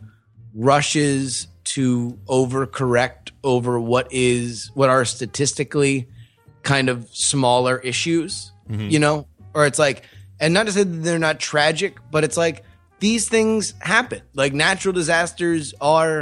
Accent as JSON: {"language": "English", "region": "Florida", "country": "United States", "tie": "born or raised there", "said": "growing up in Florida"}